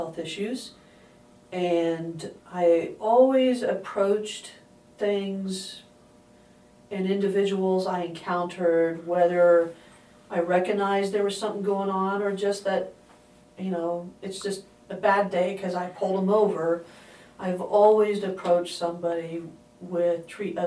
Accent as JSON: {"language": "English", "region": "Indiana", "country": "United States", "moved": "yes", "said": "I'm from Indiana"}